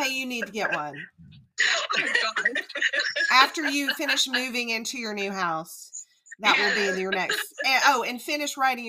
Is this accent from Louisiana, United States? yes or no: yes; New Orleans, Louisiana, United States; now in Georgia, United States; I'm actually from New Orleans. I grew up in South Louisiana.